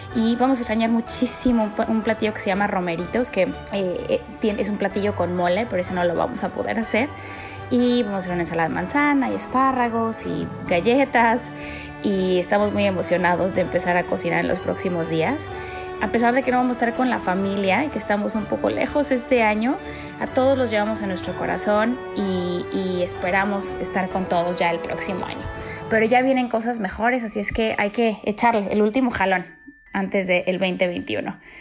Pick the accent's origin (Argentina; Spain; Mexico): Mexico; Mexico City; moved away as an adult; now in Boston, United States; yo nací y crecí en la Ciudad de México. Ya tengo casi 12 años en Estados Unidos